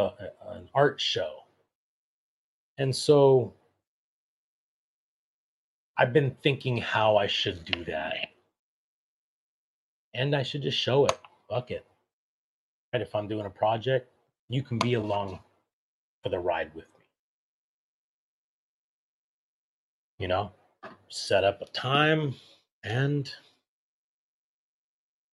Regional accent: Monrovia, California, United States; my hometown of Monrovia, California

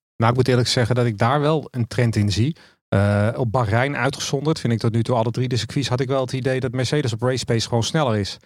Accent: Netherlands; als Nederlander

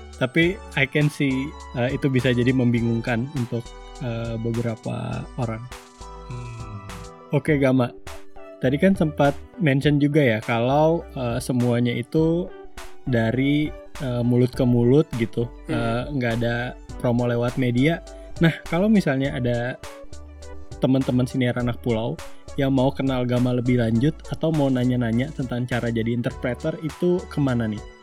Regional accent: Kalimantan, Indonesia; moved away; dari tempat asalku di Kalimantan

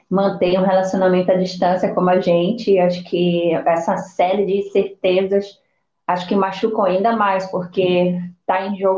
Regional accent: Belém, Pará, Brazil; now in England, United Kingdom; Eu sou de Belém, da capital. Ah, tenho. tô com 39 anos. É... Eu vim para cá, para Inglaterra, primeira vez em 2018.

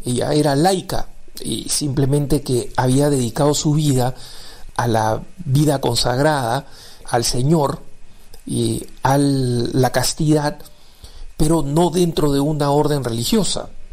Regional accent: Peru; me he criado en el Perú, soy peruano

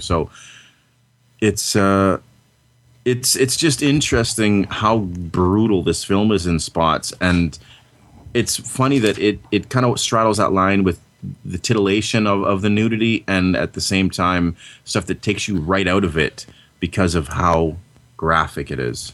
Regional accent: Canada; I'm Canadian

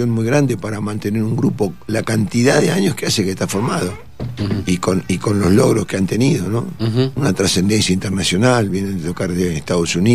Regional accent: Río de la Plata, Argentina; Yo soy un bicho del Río de la Plata y las lombrices como yo cuando llegan a estas alturas cerca de la cordillera palmamos.

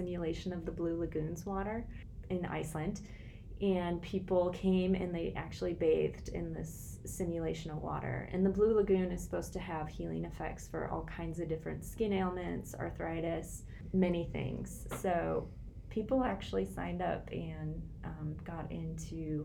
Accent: rural Minnesota, United States; moved away as an adult; also born or lived in Portland, Oregon; I grew up in Minnesota, rural Minnesota, about an hour north of here.

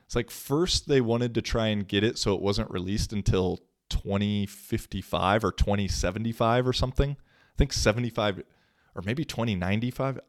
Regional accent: Washington, United States; moved away as an adult; now in Finland; Washington State, which is my home state

